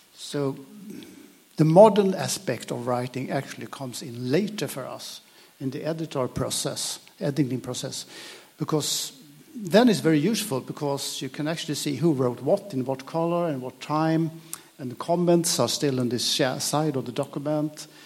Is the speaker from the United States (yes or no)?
no; Sweden; English is a second language; I'm Swedish, though I'm speaking English now.